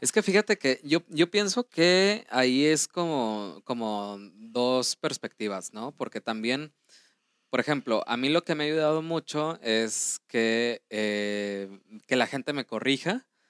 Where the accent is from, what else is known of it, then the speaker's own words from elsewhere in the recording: Mexico; nosotros como mexicanos tomamos, tenemos una segunda lengua que es el inglés